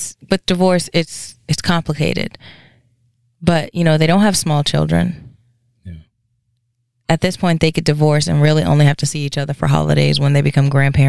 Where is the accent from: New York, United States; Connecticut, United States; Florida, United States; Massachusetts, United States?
New York, United States; New York City; I was born in the Bronx.